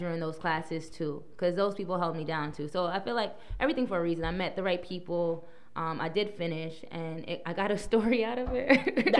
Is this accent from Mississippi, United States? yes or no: no; New York City, New York, United States; also born or lived in Texas; now in New York, United States; I was born in Brooklyn.